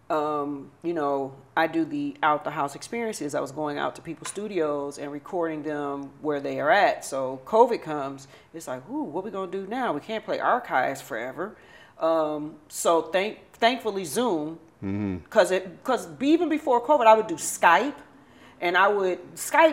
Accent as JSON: {"language": "English", "town": "Detroit", "region": "Michigan", "country": "United States", "said": "we are Detroit"}